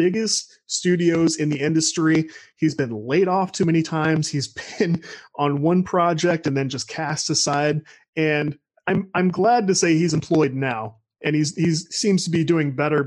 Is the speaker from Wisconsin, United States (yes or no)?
no; St. Louis, Missouri, United States; I'm from Greater St. Louis, Missouri